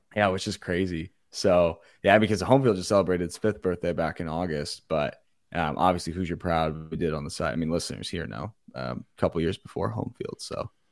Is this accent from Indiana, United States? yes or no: yes; Indianapolis, Indiana, United States; also born or lived in Bloomington, Indiana; I'm from the Indy area